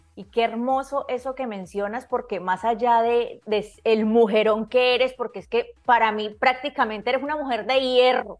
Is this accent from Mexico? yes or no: no; Colombia; como decimos en mi país, berraca